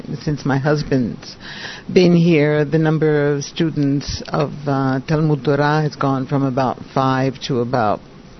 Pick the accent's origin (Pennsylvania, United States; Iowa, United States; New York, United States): Pennsylvania, United States; Philadelphia; moved away as an adult; also born or lived in Canada / Rome, Italy; now in Venice, Italy; I was born in Canada. I grew up in Philadelphia, so I'm American. I came to Italy about, 40 years ago. I've lived my entire life here in Italy, in Rome